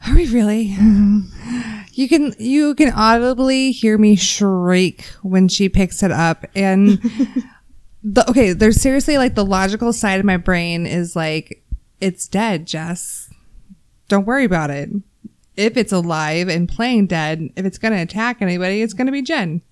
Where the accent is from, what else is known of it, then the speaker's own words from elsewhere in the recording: Texas, United States; I'm from Texas